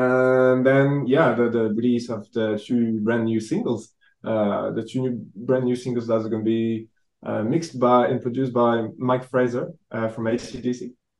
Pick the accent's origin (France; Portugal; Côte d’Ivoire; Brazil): France; I'm the lead guitarist and I'm from France.